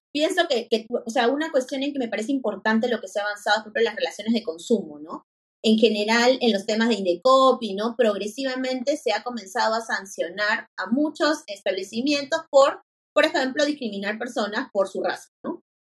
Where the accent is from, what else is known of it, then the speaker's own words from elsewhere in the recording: Lima, Peru; yo soy de Lima